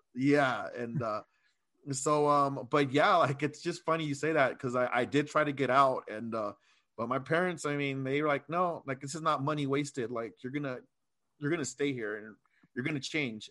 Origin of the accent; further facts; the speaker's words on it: Chula Vista, California, United States; also born or lived in Coronado / Texas; I was raised in Chula Vista